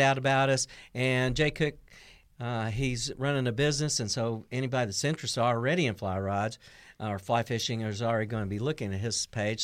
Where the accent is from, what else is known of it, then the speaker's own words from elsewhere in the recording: North Carolina, United States; now in Missouri, United States; I grew up in North Carolina.